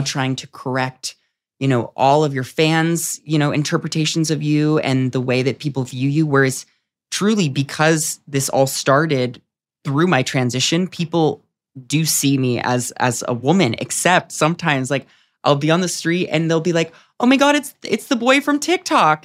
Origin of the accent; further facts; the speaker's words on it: San Diego, California, United States; moved away as an adult; also born or lived in New York; now in Los Angeles, United States; I was at home for the pandemic in San Diego